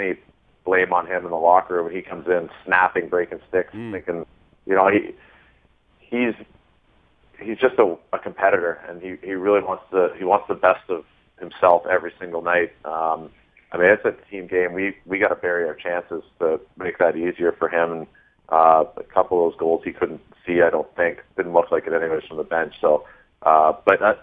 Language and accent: English; Toronto, Ontario, Canada; moved away; I'm from Toronto